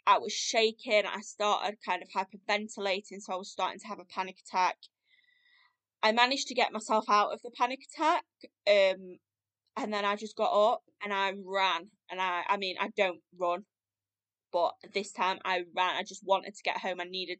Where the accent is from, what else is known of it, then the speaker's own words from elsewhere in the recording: United Kingdom; now in Sheffield, United Kingdom; moved back up to near my hometown, so now live in Sheffield